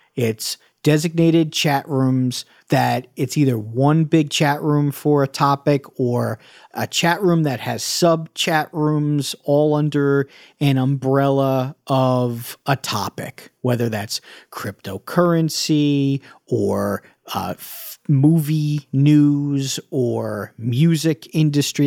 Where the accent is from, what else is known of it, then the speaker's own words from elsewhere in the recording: New York, United States; I'm from New York. I grew up as a Knicks fan, a Mets fan